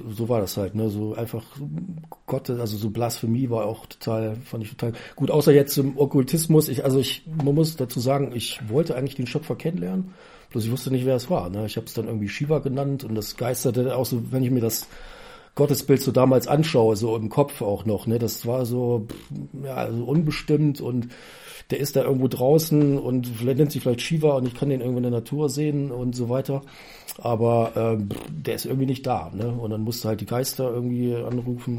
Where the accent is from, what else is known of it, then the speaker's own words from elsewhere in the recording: Germany; ich komme aus Raden